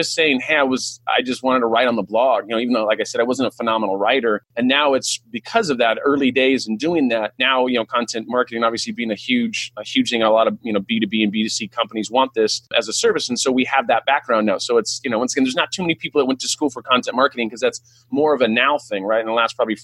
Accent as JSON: {"language": "English", "region": "California", "country": "United States", "first_language": "English", "said": "I'm like from California"}